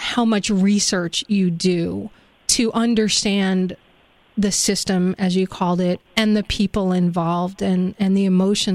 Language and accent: English; New York, United States; I grew up in New York, always hearing about Boys Town